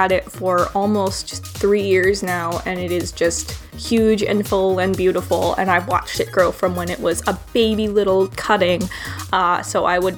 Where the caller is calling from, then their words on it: Chicago, Illinois, United States; I'm a listener from Chicago here in the U.S.